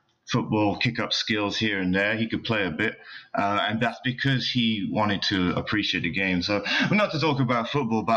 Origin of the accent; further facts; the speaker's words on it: London, United Kingdom; moved away as an adult; also born or lived in Japan; now in Los Angeles, United States; we'll move back to London